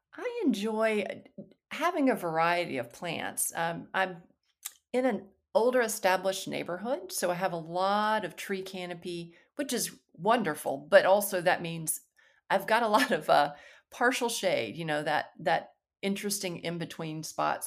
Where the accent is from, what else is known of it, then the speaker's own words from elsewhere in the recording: Alabama, United States; moved away as an adult; also born or lived in North Carolina; I grew up in Alabama